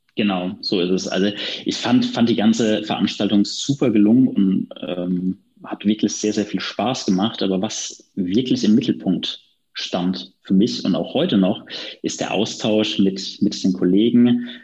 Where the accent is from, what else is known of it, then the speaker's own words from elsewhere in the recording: Friesheim, North Rhine-Westphalia, Germany; aus meiner Heimat hier in Friesheim